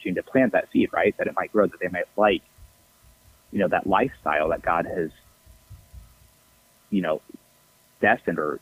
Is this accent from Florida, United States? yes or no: yes; Tampa, Florida, United States; I grew up in Tampa, Florida